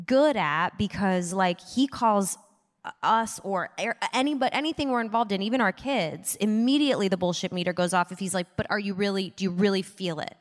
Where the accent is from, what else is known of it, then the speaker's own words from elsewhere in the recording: Midwest, United States; moved away; I grew up in the Midwest